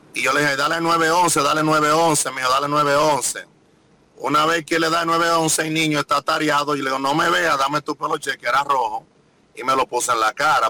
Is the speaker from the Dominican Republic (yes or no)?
yes; Dominican Republic; mi país